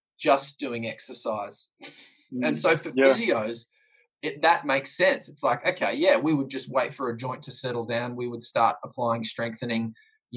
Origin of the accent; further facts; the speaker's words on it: New Zealand; as a New Zealander